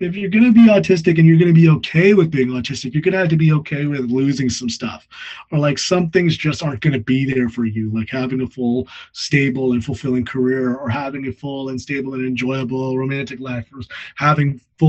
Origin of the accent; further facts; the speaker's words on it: United States; moved away; also born or lived in Midwest / California / Texas; I grew up in California and Texas